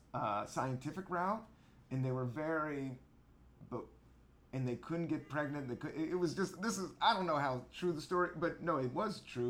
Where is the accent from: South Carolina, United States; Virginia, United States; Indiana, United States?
Virginia, United States; I'm from Virginia